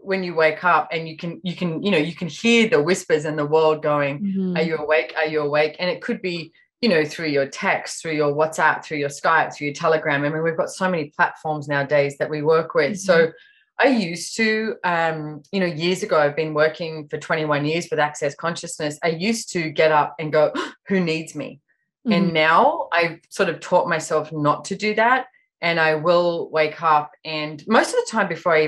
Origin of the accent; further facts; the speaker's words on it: Sydney, New South Wales, Australia; now in Sunshine Coast, Australia; I was born in Sydney, Australia, but I actually live up in Queensland on the Sunshine Coast at the moment.